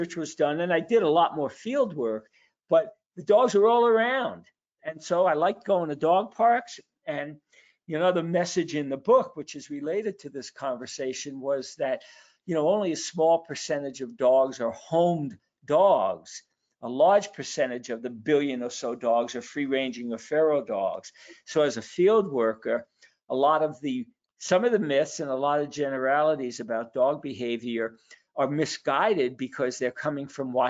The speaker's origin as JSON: {"language": "English", "town": "New York City", "region": "New York", "country": "United States", "tie": "born or raised there", "said": "I was born in Brooklyn, New York"}